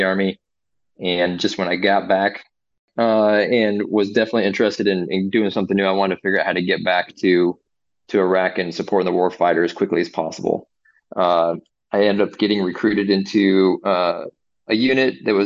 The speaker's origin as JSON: {"language": "English", "town": "Phoenix", "region": "Arizona", "country": "United States", "moved": "as an adult", "lives_now": "Fort Benning, United States", "said": "I am from Phoenix, Arizona."}